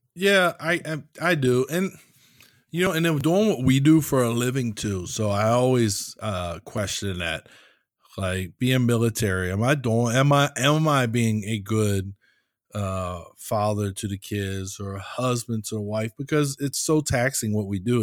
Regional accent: United States; accent: American; my American accent

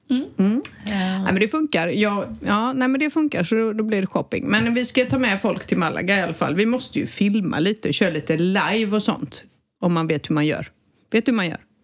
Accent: southern Sweden, Sweden; Och vi har alltid haft vecka 8 nere i söder.

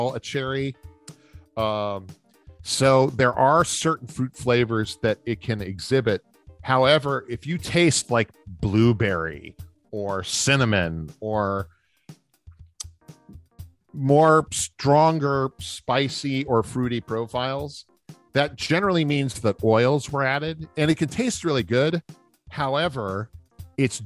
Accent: New Orleans, Louisiana, United States; growing up in New Orleans

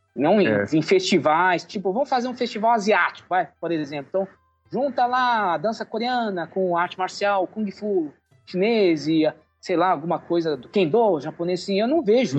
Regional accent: Brazil; nós somos brasileiros, é, descendentes

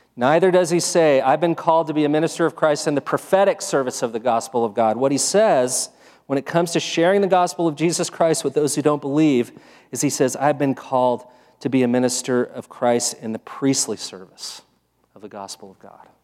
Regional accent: United States; I'm American.

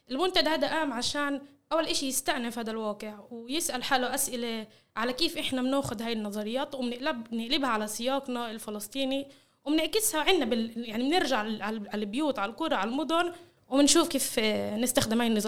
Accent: Palestine; نحس إنه كل إشي نتعلمه بالجامعة الاسرائيليه الغربيه الليبراليه النيو ليبراليه خلينا نقول بيعكسش علينا كفلسطينيين اللي بنيجي وبندخل على حيز اللي هو غربي

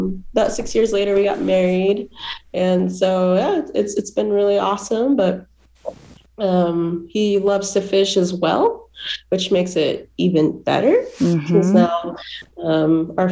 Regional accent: Salt Lake City, Utah, United States; also born or lived in California; I'm from Salt Lake City, Utah

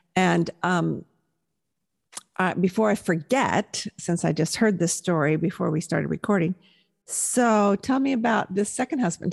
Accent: Southern California, United States; also born or lived in Milwaukee, Wisconsin; I was born in Milwaukee, but of course raised in Southern California

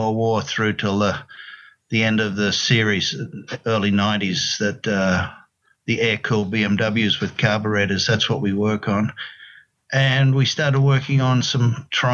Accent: Queensland, Australia; moved away as an adult; also born or lived in Sydney; now in United States; I'm from Queensland, northeastern Australia

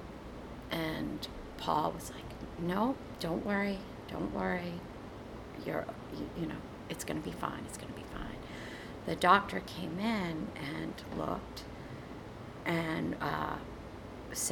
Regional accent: Massachusetts, United States; moved away; also born or lived in Maine; I grew up in Massachusetts, and you know, my family was still in Massachusetts

